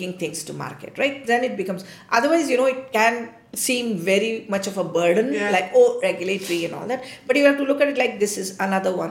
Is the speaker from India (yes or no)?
yes; India; I feel very proud as an Indian.